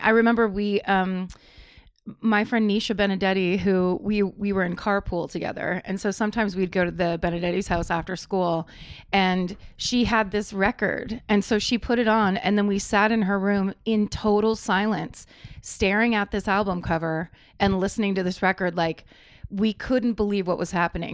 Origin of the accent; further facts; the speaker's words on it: Petaluma, California, United States; I grew up in Northern California